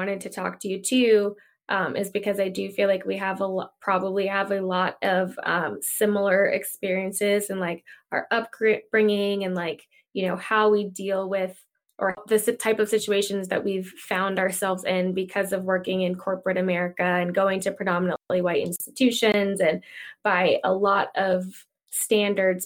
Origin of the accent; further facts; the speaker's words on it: Virginia, United States; I'm from Virginia, so, you know, a more southern town in Virginia